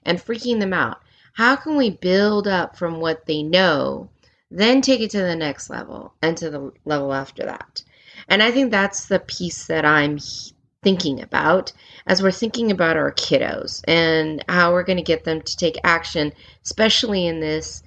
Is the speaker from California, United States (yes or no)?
yes; California, United States; moved away as an adult; also born or lived in Germany; growing up in California and being half Korean